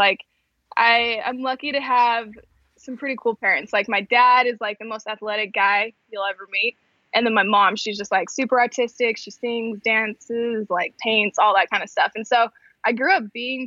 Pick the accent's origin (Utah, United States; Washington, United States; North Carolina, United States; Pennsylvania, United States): Utah, United States; West Mountain; also born or lived in Arizona; So originally I'm from Utah, so grew up in Utah.